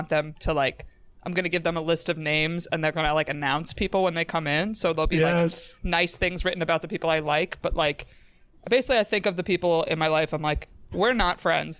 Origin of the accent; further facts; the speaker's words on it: New York, United States; I was born in New York State